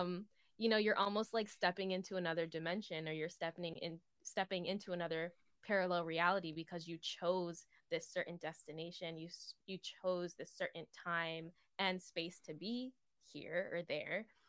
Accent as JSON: {"language": "English", "region": "East Coast", "country": "United States", "said": "I'm from the East Coast."}